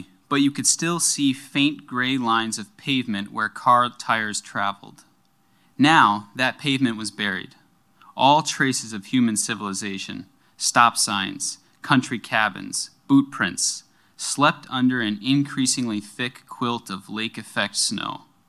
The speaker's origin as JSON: {"language": "English", "town": "Buffalo", "region": "New York", "country": "United States", "said": "a really intense blizzard in Buffalo, New York, where I'm from"}